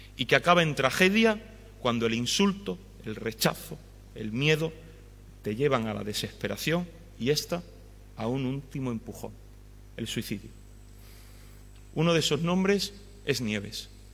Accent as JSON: {"language": "Spanish", "town": "Villacarrillo", "region": "Andalusia", "country": "Spain", "said": "en mi tierra, en Villacarrillo"}